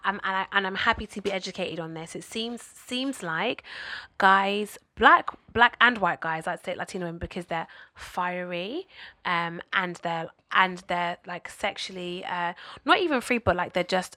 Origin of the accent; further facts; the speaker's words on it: Bristol, South West England, United Kingdom; when I was growing up in Bristol, there were a few Somali people in my school